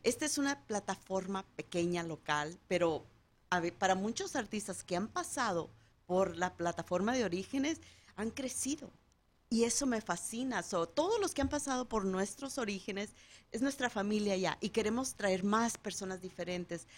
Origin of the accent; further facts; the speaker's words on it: Guadalajara, Jalisco, Mexico; also born or lived in Tapalpa, Jalisco; yo soy de Guadalajara, Jalisco.